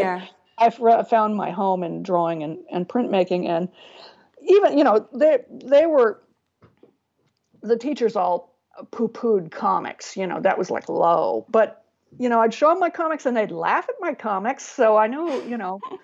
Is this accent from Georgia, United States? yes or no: no; San Diego, California, United States; I grew up in San Diego